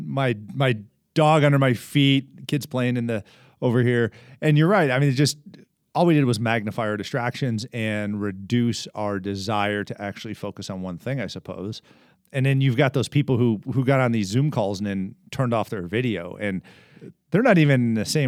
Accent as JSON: {"language": "English", "town": "Columbus", "region": "Ohio", "country": "United States", "said": "I'm from Columbus, so, you know, wonderful town"}